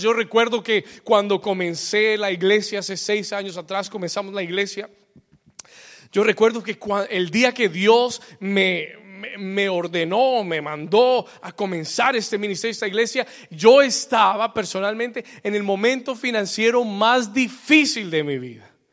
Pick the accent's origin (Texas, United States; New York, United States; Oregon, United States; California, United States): New York, United States; also born or lived in Bogotá, Colombia; now in Miami, United States; cuando yo tenía ocho años de edad, eh, me mudé de Colombia y me mudé para Nueva York